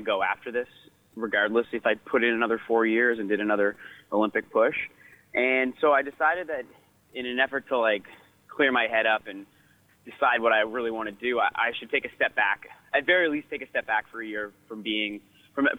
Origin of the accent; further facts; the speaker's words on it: Canada; now in Victoria, Canada; as Canadian runners